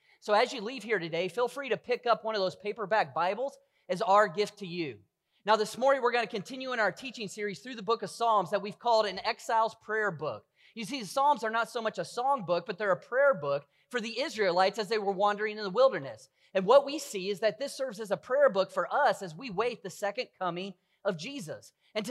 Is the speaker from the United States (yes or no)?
yes; Kentucky, United States; I'm from Kentucky.